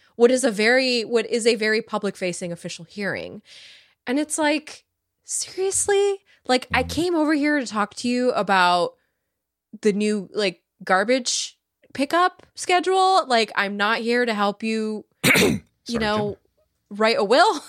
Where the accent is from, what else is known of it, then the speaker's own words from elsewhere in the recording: Silicon Valley, California, United States; I grew up in Silicon Valley